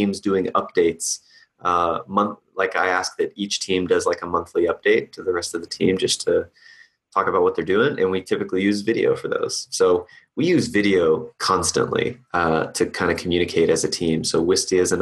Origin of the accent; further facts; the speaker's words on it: Boston, Massachusetts, United States; moved away; I'm originally from Boston